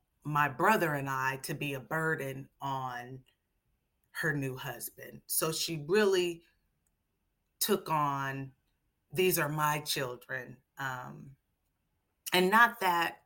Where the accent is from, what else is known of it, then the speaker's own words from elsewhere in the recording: Seattle, Washington, United States; Growing up in Seattle, full of nature, beautiful trees and lakes and rivers and water, and blackberry bushes has really grounded me from a very, very young age